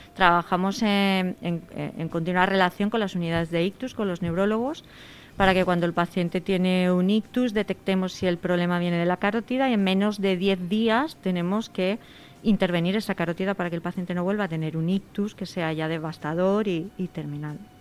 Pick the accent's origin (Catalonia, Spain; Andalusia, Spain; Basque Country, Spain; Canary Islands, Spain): Andalusia, Spain; Seville; moved away as an adult; now in Madrid, Spain; Yo soy sevillana, y estudié.